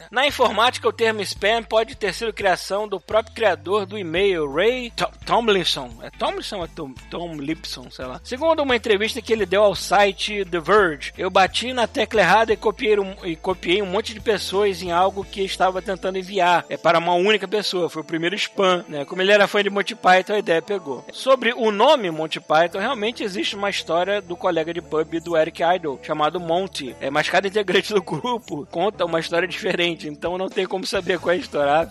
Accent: Cotia, São Paulo, Brazil; tenho 21 anos, sou de Cotia, é São Paulo.

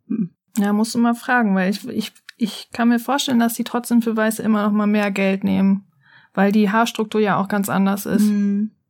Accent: Germany; bei uns in Deutschland

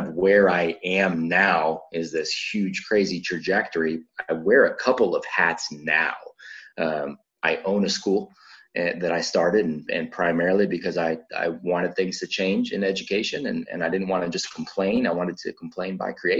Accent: Vacaville, California, United States; I grew up in Vacaville

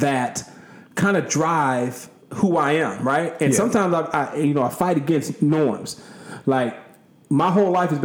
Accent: Long Beach, California, United States; moved away; growing up in California, we didn't say yes, sir, and yes, ma'am.

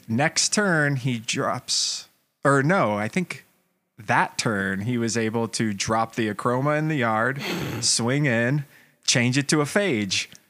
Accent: Atlanta, Georgia, United States; I grew up in Atlanta

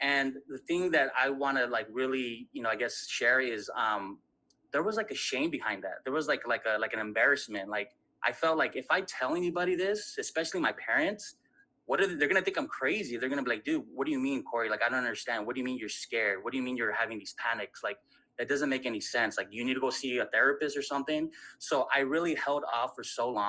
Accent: Southern California, United States; I'm from Southern California

